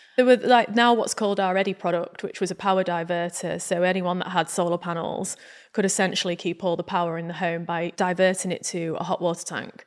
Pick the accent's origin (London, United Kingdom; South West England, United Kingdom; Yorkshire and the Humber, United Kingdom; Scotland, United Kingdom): Yorkshire and the Humber, United Kingdom; Grimsby; growing up in Grimsby